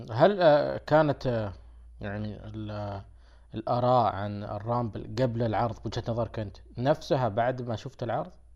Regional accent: Saudi Arabia; عندنا في السعوديه

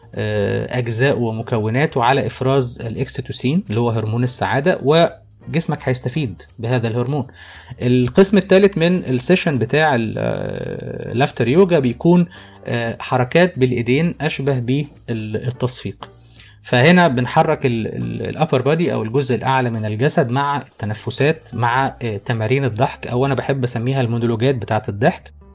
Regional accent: Egypt; عندنا في مصر

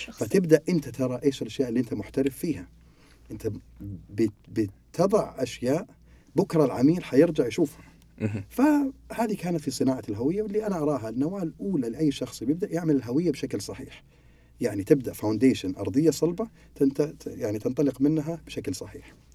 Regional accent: Saudi Arabia; أنواع المكاتب عندنا في السعودية

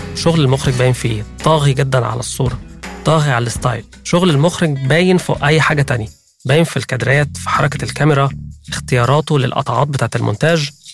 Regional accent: Egypt; عندنا في مصر

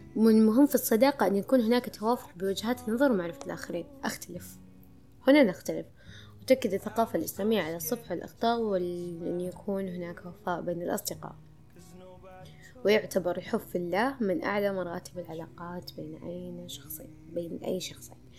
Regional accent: Saudi Arabia; عندنا في السعودية

